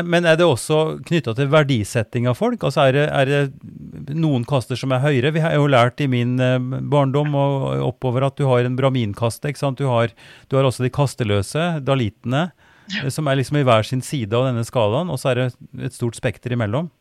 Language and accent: Norwegian; Oppdal, Trøndelag, Norway; moved away; der jeg ble født og vokste opp i Oppdal